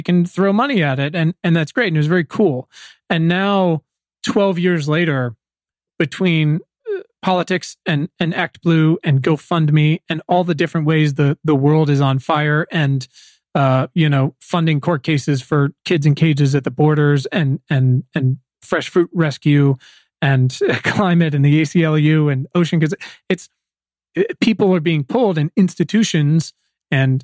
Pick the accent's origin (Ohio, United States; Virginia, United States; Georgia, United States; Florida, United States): Virginia, United States; moved away as an adult; now in Los Angeles, United States; I come from Virginia, and my town is fairly well to do in parts, but in parts isn't. My schools were 60-70% African American